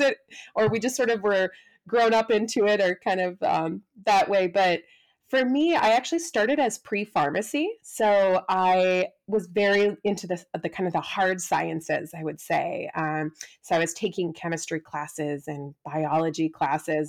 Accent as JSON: {"language": "English", "region": "Midwest", "country": "United States", "tie": "born or raised there", "also_born_or_lived": "Wisconsin / Cincinnati", "moved": "as an adult", "lives_now": "San Diego, United States", "said": "I grew up in the Midwest"}